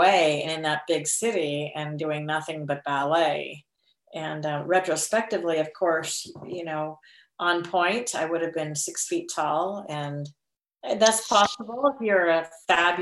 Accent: Carson City, Nevada, United States; moved away; also born or lived in Winnemucca, Nevada / Seattle, Washington; my family moved there when I was 10. When I was 9, I started fourth grade. And we moved there from Winnemucca, Nevada

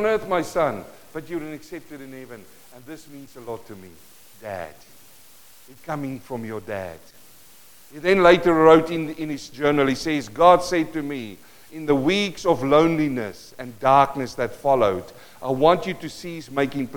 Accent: South Africa; first language Afrikaans; English is a second language; moved away; Living in South Africa. I speak Afrikaans, Mark. Afrikaans. English is my second language.

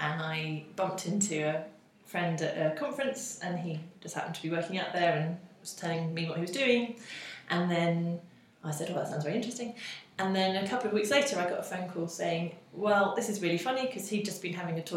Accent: South Norfolk, East of England, United Kingdom; I grew up in South Norfolk

